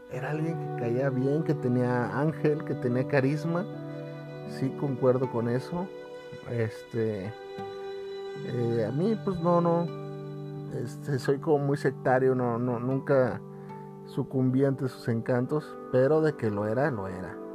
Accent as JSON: {"language": "Spanish", "town": "Guadalajara", "region": "Jalisco", "country": "Mexico", "said": "fíjate que a veces uno, los que somos de acá de Guadalajara, decimos, no, los pinches chilangos"}